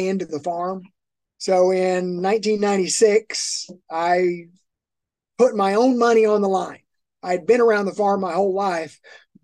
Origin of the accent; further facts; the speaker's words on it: Miami, Oklahoma, United States; We're at a junior college here in my hometown